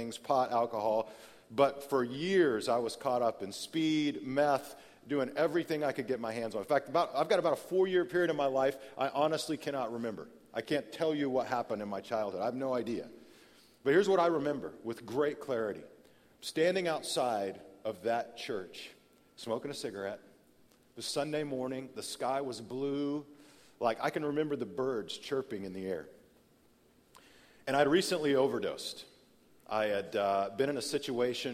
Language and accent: English; Amarillo, Texas, United States; I grew up in Amarillo, Texas